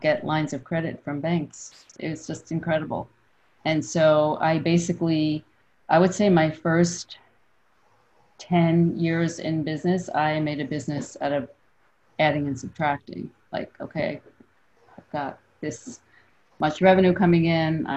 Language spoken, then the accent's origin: English; New York City, New York, United States; also born or lived in San Francisco; I'm from Brooklyn, I'm from New York. So I've been here almost my entire life